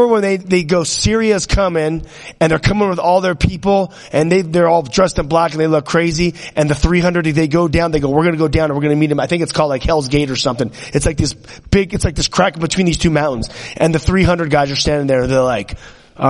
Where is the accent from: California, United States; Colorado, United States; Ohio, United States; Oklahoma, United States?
California, United States; me growing up in California, we were always into guns and riding motorcycles